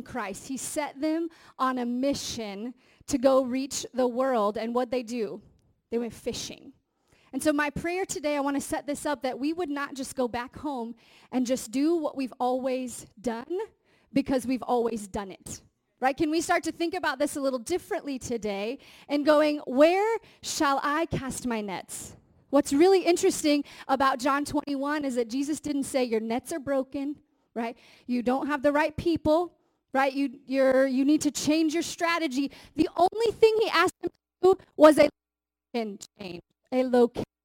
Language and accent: English; Indiana, United States; I'm from Indiana